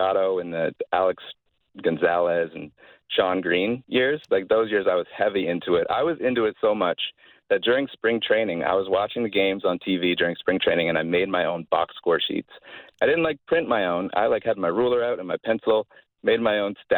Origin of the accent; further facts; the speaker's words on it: London, Ontario, Canada; We're from London, Ontario